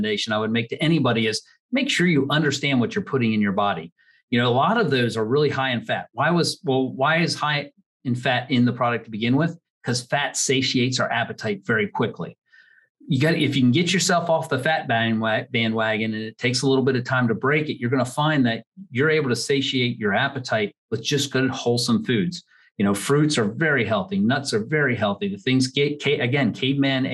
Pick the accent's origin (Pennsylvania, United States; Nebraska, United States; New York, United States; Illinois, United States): Pennsylvania, United States; Pottstown; I grew up in Montgomery County outside of Pottstown, Pennsylvania.